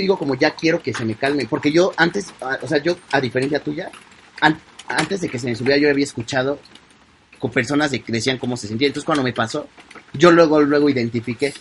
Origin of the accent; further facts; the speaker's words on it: Mexico; Los mexicanos queremos hablar como los españoles